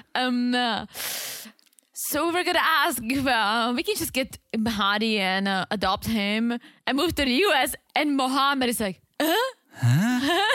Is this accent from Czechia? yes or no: yes; Czechia; moved away; I'm from the Czech Republic